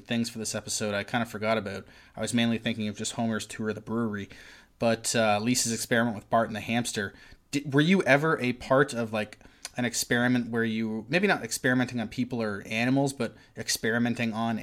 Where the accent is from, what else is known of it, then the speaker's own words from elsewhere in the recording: Oshawa, Ontario, Canada; I grew up in South Oshawa